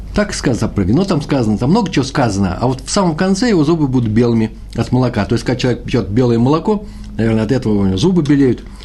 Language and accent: Russian; Moscow, Russia; moved away; я москвич